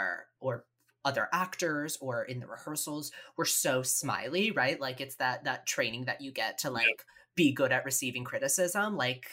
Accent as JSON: {"language": "English", "town": "Greenville", "region": "South Carolina", "country": "United States", "tie": "born or raised there", "said": "I grew up in Greenville, South Carolina."}